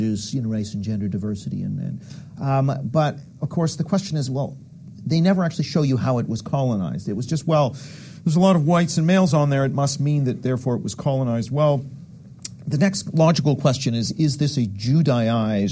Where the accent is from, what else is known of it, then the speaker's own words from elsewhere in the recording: Canada; I'm from Canada